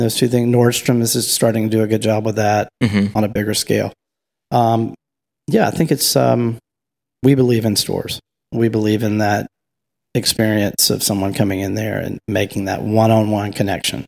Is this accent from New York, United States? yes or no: no; 40 minutes from Madisonville, Louisiana, United States; moved away; Madisonville, Louisiana, 40 minutes from my hometown